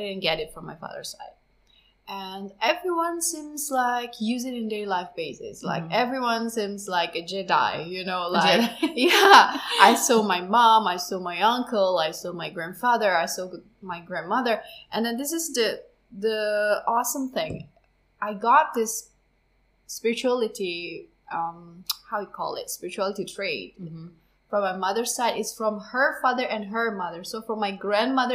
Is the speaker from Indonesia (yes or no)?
yes; Indonesia; I'm from Indonesia originally